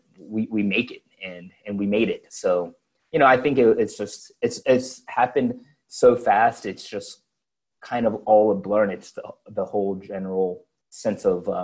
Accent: Henry County, Georgia, United States; I grew up in Henry County, which is about half an hour south of the airport

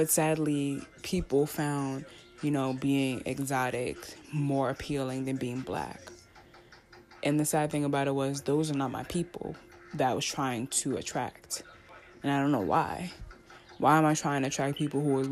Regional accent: New York City, New York, United States; I'm a girl from Staten Island, a big girl from Staten Island, a big black girl from Staten Island, who went to a predominantly black school in downtown Brooklyn

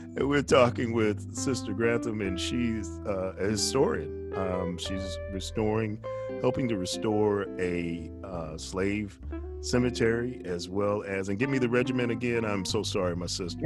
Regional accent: New York, United States; as a young man, I was raised in New York

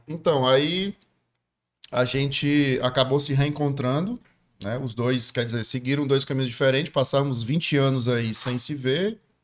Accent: Ceará, Brazil; sou cearense, é, adoro essa terra nossa aqui

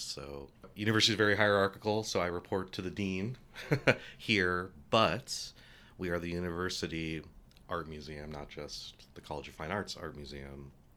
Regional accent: Albuquerque, New Mexico, United States; I grew up in Albuquerque

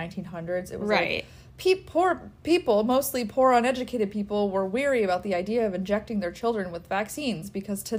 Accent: United States; growing up in America and as a privileged white child in the 21st century

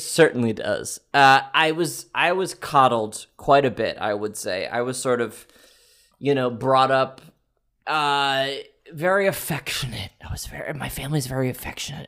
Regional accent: Quebec, Canada; I was born in Canada

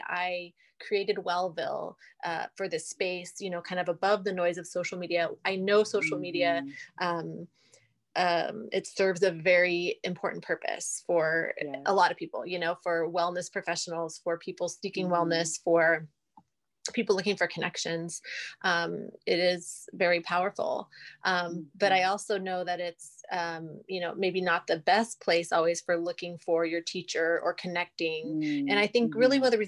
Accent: London, United Kingdom; moved away; I'm originally from England. I'm from London. So I have a lot of family there. And so we travel back there often

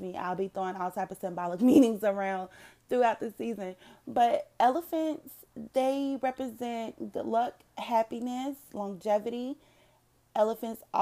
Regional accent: North Carolina, United States; moved away as an adult; now in Dallas-Fort Worth, United States; I currently live in the DFW area, but I was originally born and raised in North Carolina.

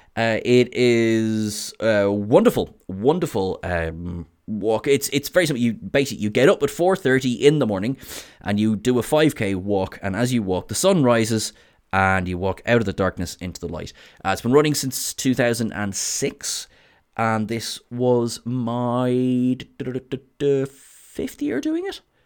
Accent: Ireland; I am Irish

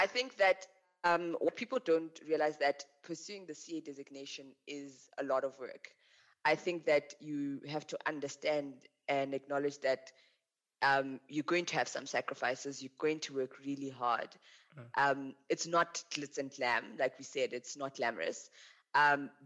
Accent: Limpopo, South Africa; also born or lived in Western Cape; now in Johannesburg, South Africa; I really enjoyed growing up in Limpopo

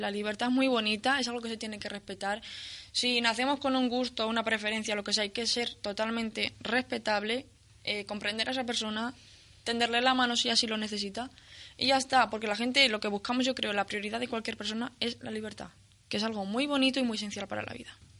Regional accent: Spain; yo creo que no dejo de ser lo que soy española

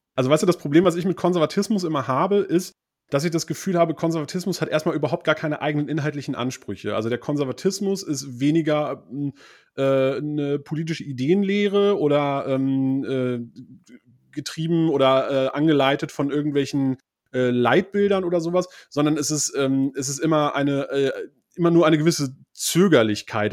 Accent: West Germany, Germany; ich kann ja als Westdeutscher

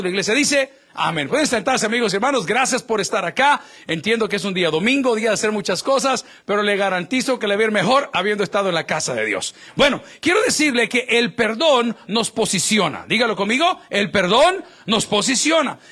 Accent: El Salvador; now in United States; yo que soy latino y salvadoreño

